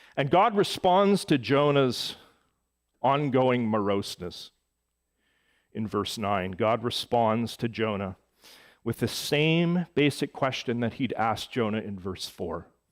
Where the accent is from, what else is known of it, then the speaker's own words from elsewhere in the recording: Edmonton, Alberta, Canada; moved away; my hometown of Edmonton